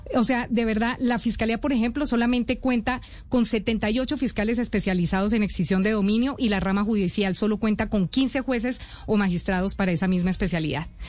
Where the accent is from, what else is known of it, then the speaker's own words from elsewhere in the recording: Colombia; como colombiano